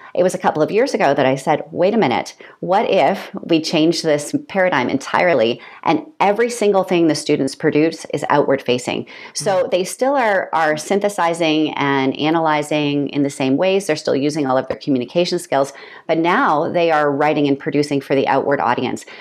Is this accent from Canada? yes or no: yes; Canada; moved away as an adult; also born or lived in Peterborough, Ontario / South Korea / Kenya / China; I'm a Canadian